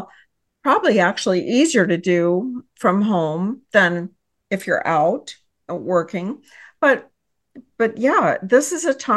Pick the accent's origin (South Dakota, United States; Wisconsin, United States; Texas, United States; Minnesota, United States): Texas, United States; I hail from Texas